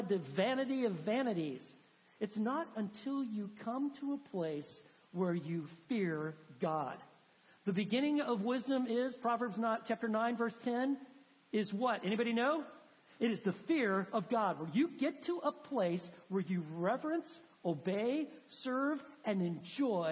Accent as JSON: {"language": "English", "region": "Texas", "country": "United States", "said": "Texans, we've got our own vocabulary. We have certain words like fixin' and y'all"}